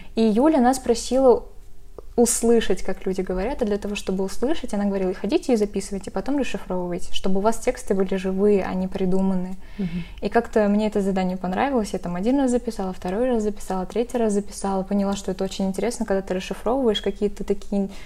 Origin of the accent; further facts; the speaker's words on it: Arsk, Tatarstan, Russia; moved away as an adult; now in Kazan, Russia; Я сама из Арска, то есть не из Казани, и когда я приехала в Казань